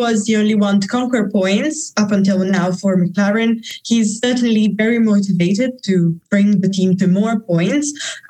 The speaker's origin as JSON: {"language": "English", "town": "Monza", "region": "Lombardy", "country": "Italy", "moved": "as an adult", "lives_now": "Netherlands", "said": "Okay, so I am originally from Monza, Italy, next to the track. Now I am, however, in Verstappen land, so in the Netherlands, to study."}